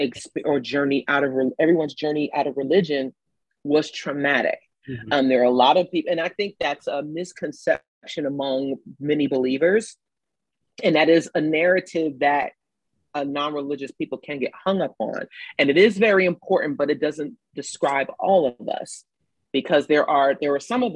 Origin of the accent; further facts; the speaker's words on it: New York City, New York, United States; moved away as an adult; now in Atlanta, United States; I'm from the projects in New York City